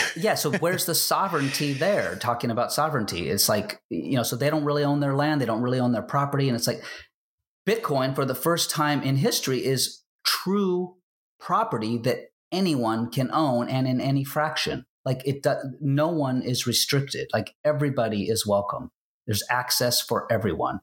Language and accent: English; United States; I'm an American